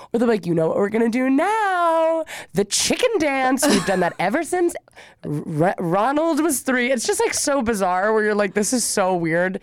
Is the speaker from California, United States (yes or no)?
yes; California, United States